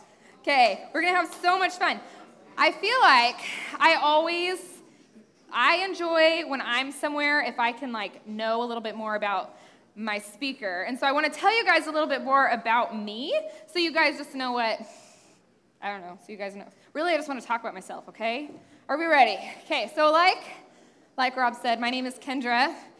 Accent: Utah, United States; also born or lived in Las Vegas, Nevada / Kansas City; So then I moved to Southern Utah, and then my dad went to seminary at Midwestern in Kansas City, and so my family moved here.

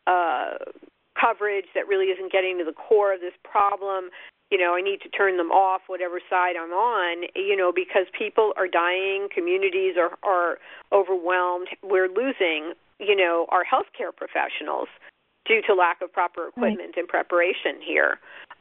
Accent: New York, United States; I'm a New Yorker

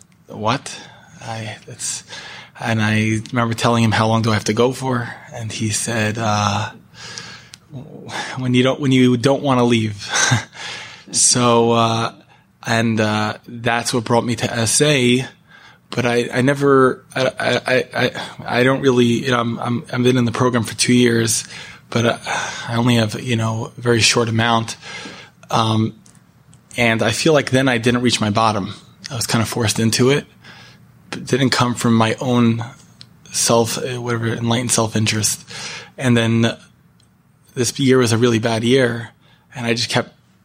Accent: Edison, New Jersey, United States; now in Los Angeles, United States; I'm from Los Angeles, originally from Edison, New Jersey.

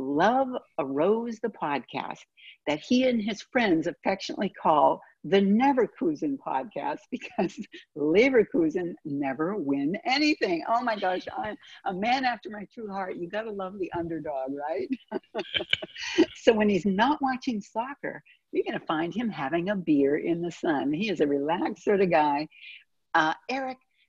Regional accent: Boston, Massachusetts, United States; I was born in Boston myself

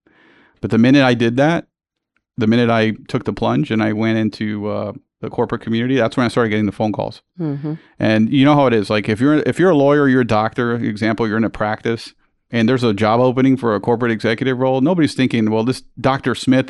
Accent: San Juan, Puerto Rico; also born or lived in United States; originally I'm from Puerto Rico, and I think you know my story, but for your listeners, I was born and raised in San Juan

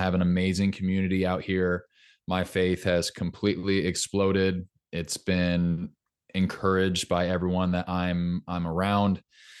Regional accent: Orange County, California, United States; moved away as an adult; also born or lived in Los Angeles, California; now in Nashville, United States; Orange County, California.

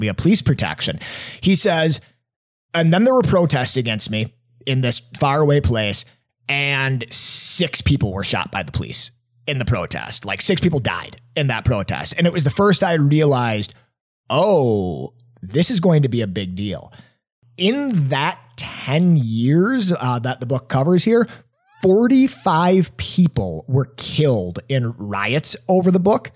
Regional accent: Appleton, Wisconsin, United States; my hometown at little old Appleton, Wisconsin

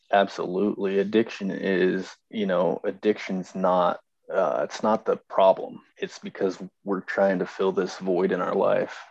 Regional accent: Idaho Falls, Idaho, United States; I'm from Idaho Falls, Idaho

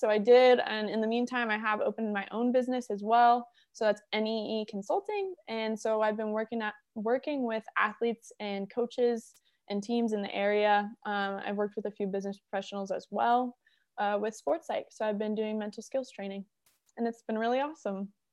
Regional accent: Wellington, Florida, United States; I grew up in South Florida, West Palm Beach, Wellington area

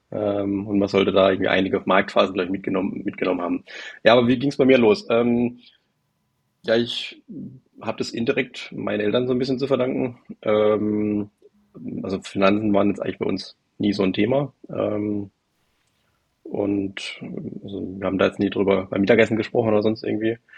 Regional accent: Baden-Württemberg, Germany; Ich äh, bin 35. Ähm, ich komme aus der Nähe von Karlsruhe, ein bisschen südlicher davon.

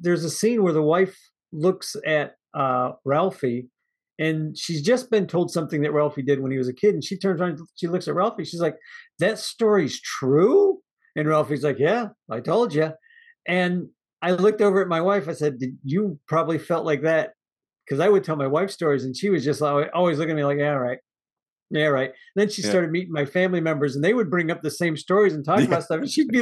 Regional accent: Midwest, United States; I grew up in the Midwest

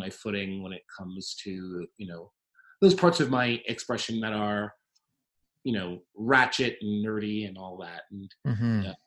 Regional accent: New York City, New York, United States; I'm a dude from Queens, 33 years old.

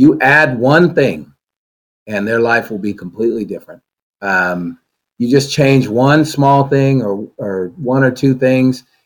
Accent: Sacramento, California, United States; I was born and raised here. I've lived here my whole life

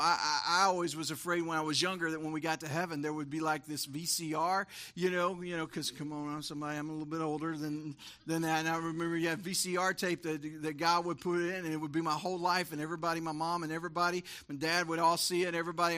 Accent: Texas, United States; we grew up in Texas

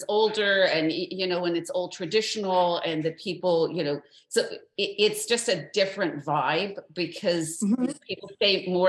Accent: California, United States; moved away as an adult; now in South Florida, United States; I'm from California. So for me, there's a huge learning curve of being on the East Coast.

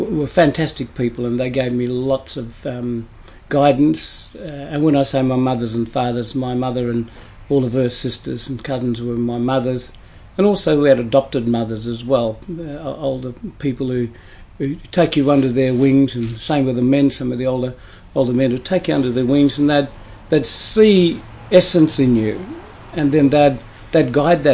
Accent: Pinjarra, Western Australia, Australia; also born or lived in Meekatharra, Western Australia; I was brought up in Pinjarra, we weren't actually brought up in a town, we were brought up in the bush

